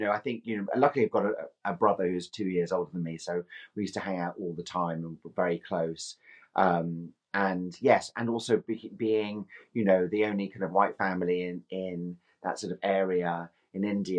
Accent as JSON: {"language": "English", "town": "Edinburgh", "region": "Scotland", "country": "United Kingdom", "also_born_or_lived": "London", "accent": "Scottish", "lives_now": "Rye, United Kingdom", "said": "I am from Scotland. You can't tell by my very strong Scottish accent, but I do. I am from Edinburgh. And I lived in London for many, many years."}